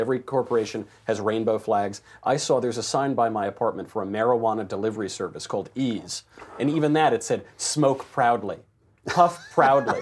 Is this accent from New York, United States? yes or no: yes; New York, United States; growing up in New York, you'd go to the village on a Tuesday night